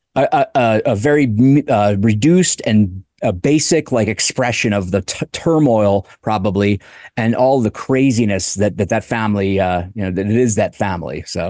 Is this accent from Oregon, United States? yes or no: no; Delaware, United States; I'm from Delaware